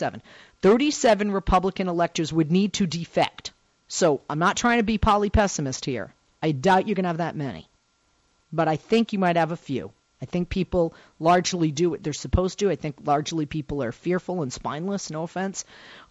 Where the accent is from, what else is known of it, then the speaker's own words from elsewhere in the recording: Massachusetts, United States; moved away; my home state of Massachusetts